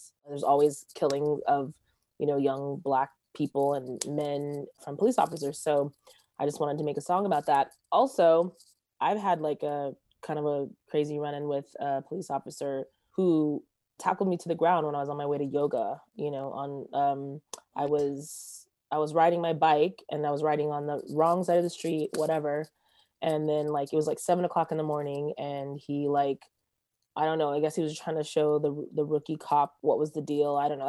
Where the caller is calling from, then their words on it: Los Angeles, California, United States; I am zooming in from Los Angeles, California, like Studio City area